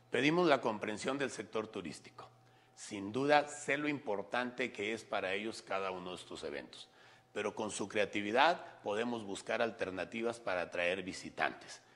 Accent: Aguascalientes, Mexico

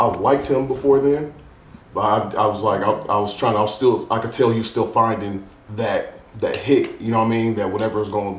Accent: Oakland, California, United States; But, I'm from Oakland, California. Bay Area, if you want, you know, we say Oakland.

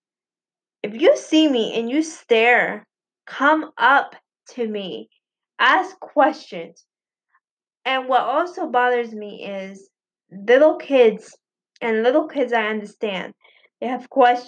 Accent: Puerto Rico; I was born in Puerto Rico

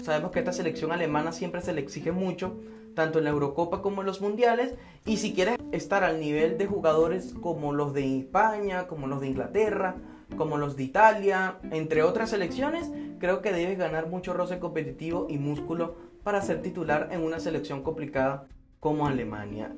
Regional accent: Venezuela; yo como venezolano

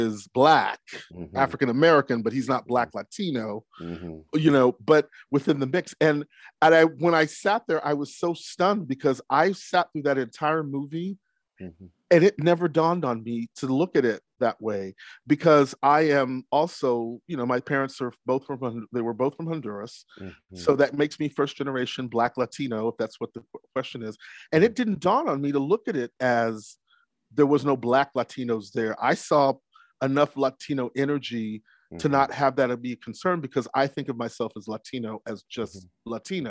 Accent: Trinidad & Tobago; From Trinidad. We're Trinidad, man.

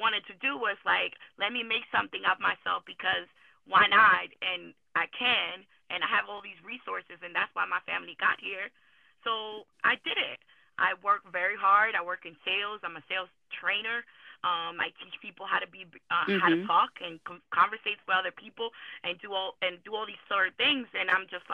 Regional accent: New York City, New York, United States; also born or lived in Dominican Republic; I'm from Washington Heights, Harlem, New York, really. I grew up there

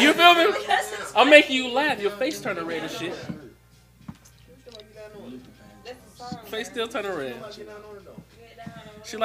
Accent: Savannah, Georgia, United States; But you know I'm from Savannah. You know, I'm from Savannah.

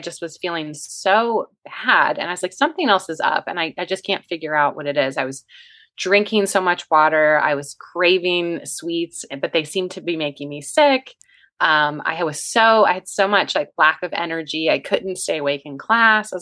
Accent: West Virginia, United States; now in Virginia, United States; I'm from West Virginia originally

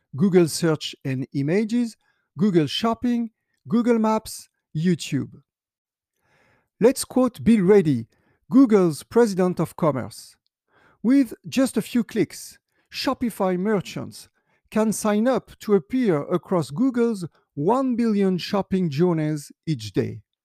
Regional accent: France; my home country, France

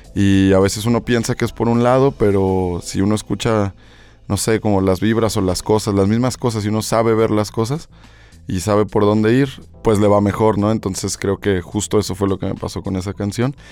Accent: Mexico; Me gustaba más el ser mexicano

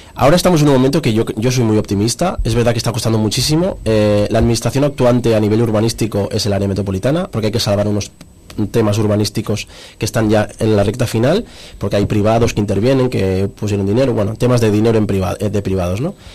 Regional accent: Cerdanyola del Vallès, Catalonia, Spain; por mi gente y por mi pueblo

